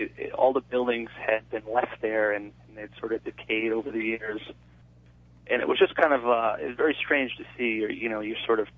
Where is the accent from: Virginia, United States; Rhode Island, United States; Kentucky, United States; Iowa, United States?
Rhode Island, United States; growing up in Rhode Island